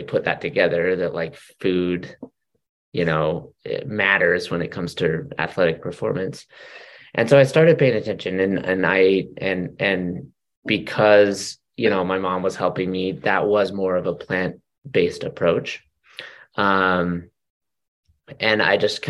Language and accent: English; Utah, United States; born or raised there; now in Orem, United States